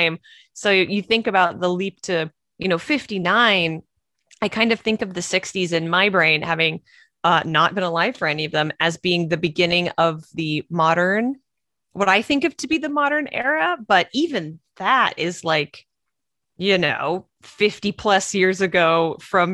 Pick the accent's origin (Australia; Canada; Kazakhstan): Canada; now in California, United States; I'm from Canada